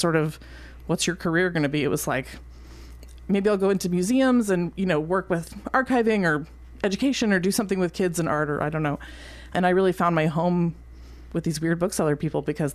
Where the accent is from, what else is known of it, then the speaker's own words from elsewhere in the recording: Palo Alto, California, United States; moved away as an adult; now in Columbia, United States; I grew up in Palo Alto